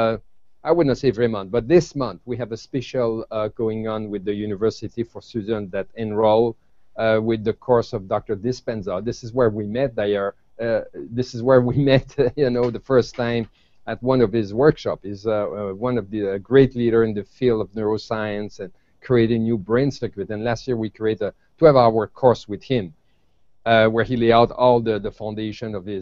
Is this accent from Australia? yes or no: no; Canada; I come from Canada